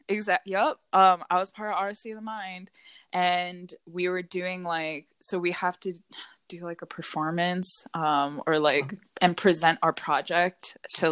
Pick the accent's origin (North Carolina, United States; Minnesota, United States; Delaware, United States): Delaware, United States; Hockessin; also born or lived in Pennsylvania; I was raised in Delaware.